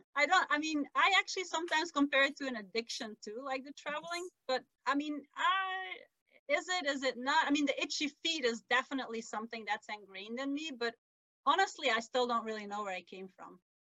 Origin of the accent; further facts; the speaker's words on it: Belgium; first language Dutch; English is a second language; moved away as an adult; now in North America; my native language is Dutch. And English is not really um, a national language in our country. We have yeah. you know, three languages, Dutch, French, and German.